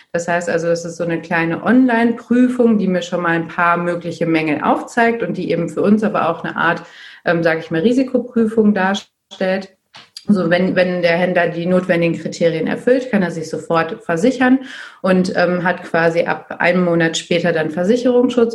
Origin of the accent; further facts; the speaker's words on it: Dortmund, North Rhine-Westphalia, Germany; Ich komme äh, aus Dortmund